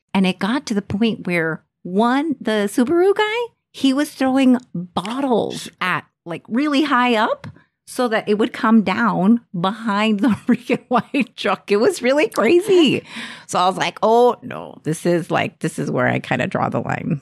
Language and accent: English; Texas, United States; I'm Texan